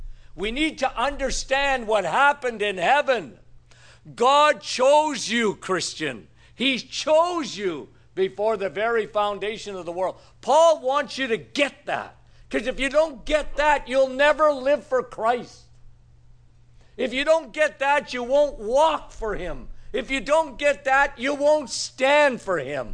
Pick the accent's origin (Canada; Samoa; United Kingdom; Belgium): Canada; Northern Ontario; moved away; it actually snowed in my hometown yesterday. What was my grandfather thinking when he moved to Northern Ontario?